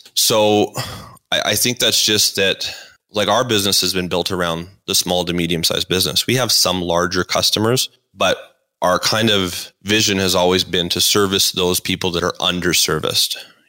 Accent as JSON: {"language": "English", "town": "Calgary", "region": "Alberta", "country": "Canada", "tie": "born or raised there", "said": "So like most, you know, people that are born and raised in Calgary, my dad was in the oil and gas business"}